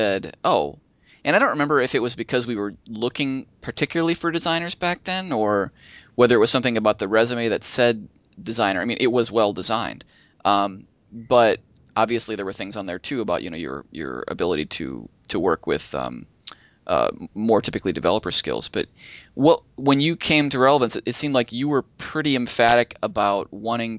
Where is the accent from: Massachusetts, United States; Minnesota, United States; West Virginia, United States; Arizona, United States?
Minnesota, United States; moved away; I grew up in Minnesota